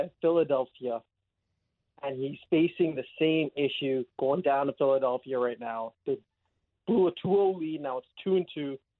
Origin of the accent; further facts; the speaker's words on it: Toronto, Ontario, Canada; I'm from Toronto